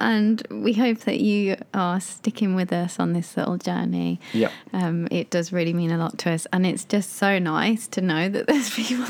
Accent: United Kingdom; moved away; just being like a British couple that have moved to a country where we don't speak the language

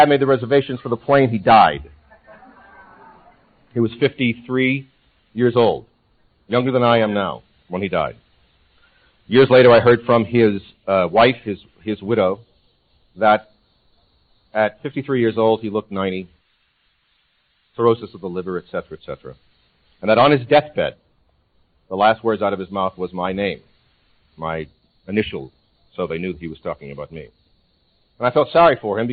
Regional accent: New Orleans, Louisiana, United States; moved away as an adult; I was born and raised in New Orleans, Louisiana. Didn't leave there till I was 21 years old.

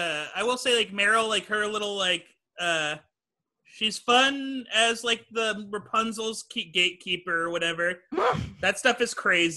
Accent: Texas, United States; I'm from Texas too

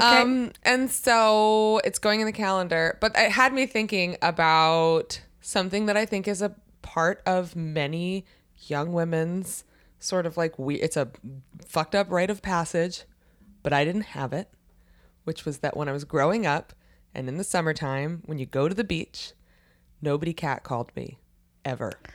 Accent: near Baltimore, Maryland, United States

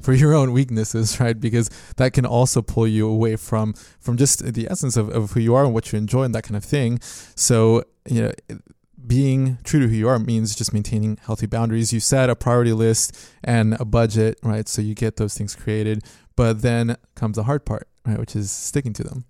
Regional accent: Mexico; moved away; I was born in Mexico

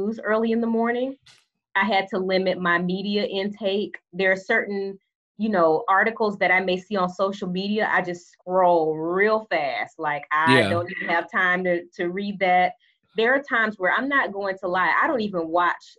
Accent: Alabama, United States; accent: country; I am from Alabama, okay? Mm-hmm. So I am comfortable, so that means that my country accent is going to, like, leap out

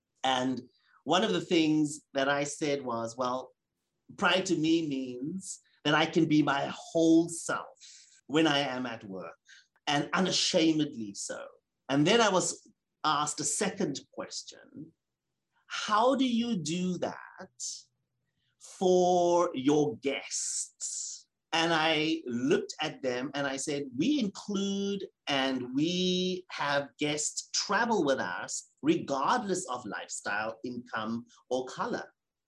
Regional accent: South Africa; as a South African man, as a gay man, as a person of color, as a Jewish man, those things are important.

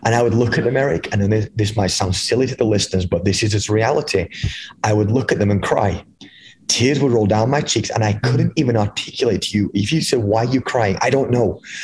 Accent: England, United Kingdom; moved away as an adult; now in United States; I was born and raised in England, um, in the United Kingdom. I moved over here when I was 23 years old

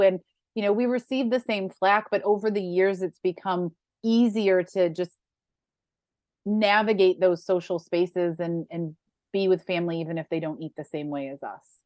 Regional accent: Western New York, United States; moved away; I grew up in Western New York where buffalo wings are a thing.

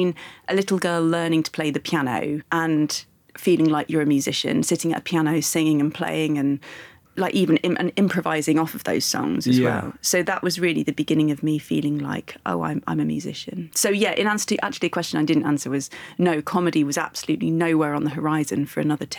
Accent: Leicester, East Midlands, United Kingdom

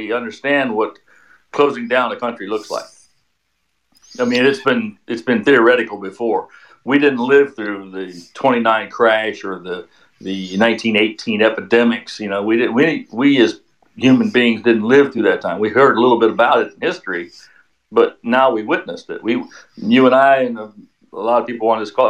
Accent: Maryland, United States; moved away; I'm from Maryland, and my kids still up or in that area.

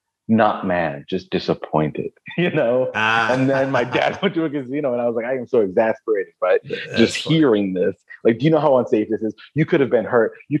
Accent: Pennsylvania, United States; also born or lived in Stratford, Connecticut; now in Nashville, United States; Born in Stratford, Connecticut. And then parents split up. Mom moved to PA, took us with her. So then I grew up in Pennsylvania.

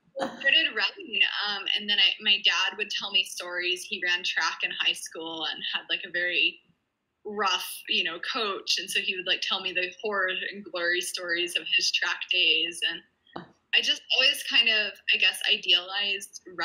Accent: New Mexico, United States; also born or lived in Virginia; I was born in Virginia, and nice. Then I grew up mostly in New Mexico

